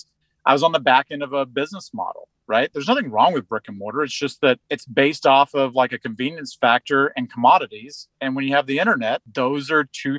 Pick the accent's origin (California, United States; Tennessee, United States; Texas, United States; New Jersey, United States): Texas, United States; Houston; I grew up in Houston at my dad's company